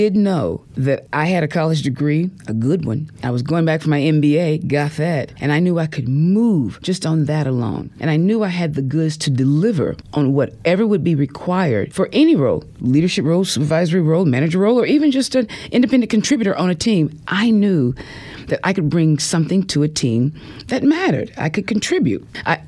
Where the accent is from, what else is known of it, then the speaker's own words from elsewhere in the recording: Centerville, Tennessee, United States; moved away; There's more people in the HBO building right now than it is in my hometown.